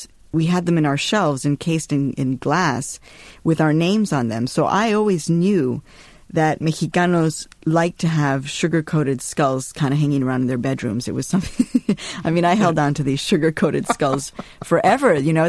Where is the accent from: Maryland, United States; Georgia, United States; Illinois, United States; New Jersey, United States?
Illinois, United States; Chicago; And I had been growing up in Chicago, so there never really was a place for me to go.